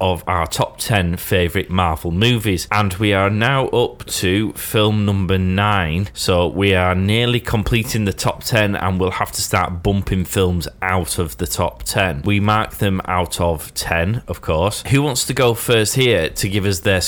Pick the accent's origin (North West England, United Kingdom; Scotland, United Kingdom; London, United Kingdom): North West England, United Kingdom; the Wirral; being born and bred on the Wirral, which is near Merseyside